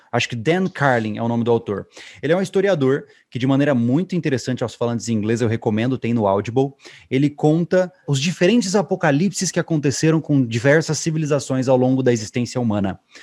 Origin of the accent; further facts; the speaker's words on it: Campo Grande, Mato Grosso do Sul, Brazil; eu fui criado, eu sou de Mato Grosso do Sul, Campo Grande